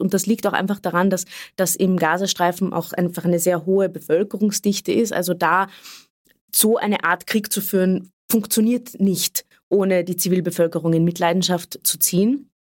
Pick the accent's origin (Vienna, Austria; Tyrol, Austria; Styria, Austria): Vienna, Austria; Ich bin in einer sozialistisch-zionistischen Jugendbewegung aufgewachsen in Wien